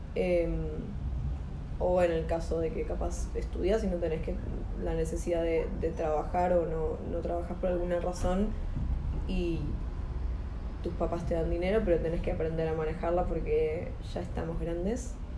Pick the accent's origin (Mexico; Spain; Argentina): Argentina; Buenos Aires Province; somos de provincia de Buenos Aires